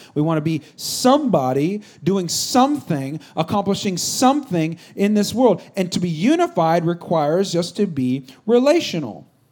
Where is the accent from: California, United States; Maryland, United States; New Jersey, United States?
California, United States; Bay Area; I'm not from San Francisco per se, but we're kind of from the Bay Area.